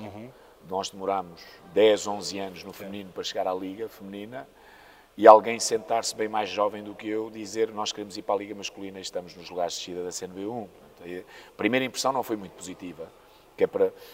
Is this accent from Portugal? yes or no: yes; Póvoa de Varzim, Norte, Portugal; also born or lived in Maputo (Lourenço Marques), Mozambique; eu sou moçambicano, vim para, para a Póvoa uh, com cerca de oito anos